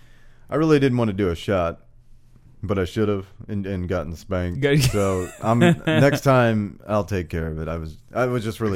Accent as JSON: {"language": "English", "town": "St. Louis", "region": "Missouri", "country": "United States", "said": "I'm from St. Louis"}